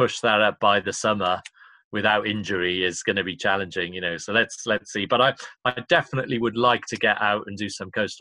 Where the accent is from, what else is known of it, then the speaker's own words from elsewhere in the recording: Cardiff, Wales, United Kingdom; moved away; it's my hometown